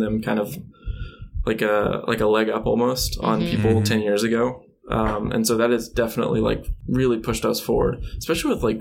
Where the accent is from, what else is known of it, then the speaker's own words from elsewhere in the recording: Alabama, United States; I grew up in Alabama